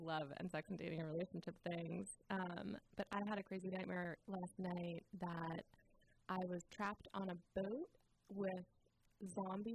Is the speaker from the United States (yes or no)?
yes; Garberville, California, United States; my hometown